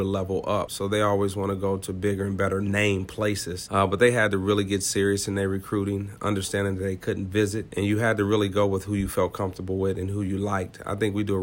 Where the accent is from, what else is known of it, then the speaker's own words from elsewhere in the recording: Ypsilanti, Michigan, United States; still be here at Eastern Michigan coaching at my hometown institution